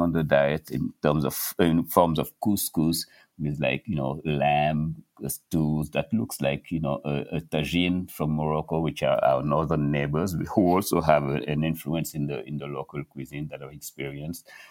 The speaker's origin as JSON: {"language": "English", "country": "Senegal", "tie": "born or raised there", "moved": "yes", "lives_now": "New York City, United States", "said": "Growing up in Senegal, I had access to this rich diversity"}